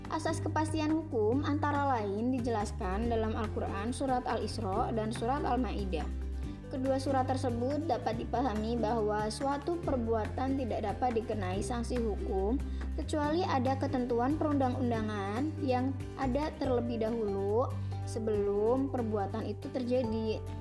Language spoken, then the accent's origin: Indonesian; Pemalang, Central Java, Indonesia; Pemalang Iya, Pemalang Bukan Malang Kalau Malang itu di Jawa Timur Kalau Pemalang, adanya di Jawa Tengah